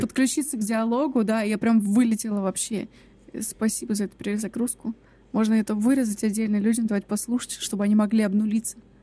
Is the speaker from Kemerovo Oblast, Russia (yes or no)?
yes; Kemerovo, Kemerovo Oblast, Russia; мы все выросли в Кемерово